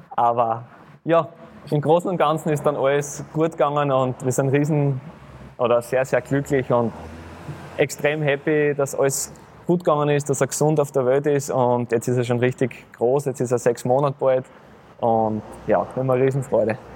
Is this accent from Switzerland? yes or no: no; Graz, Styria, Austria; moved away; ich komme wieder in meine Heimat zurück, in meine Heimatstadt, zu meinem Heimatclub